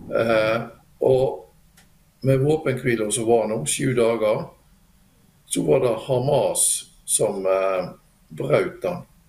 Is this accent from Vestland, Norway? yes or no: yes; Bjørnafjorden municipality, Vestland, Norway; moved away as an adult; now in Drammen, Norway; jeg er fra Bjørnafjorden kommune, eh, som er da en nabokommune til Bergen i sør. Og flytta til Drammen nå eh, i sommer.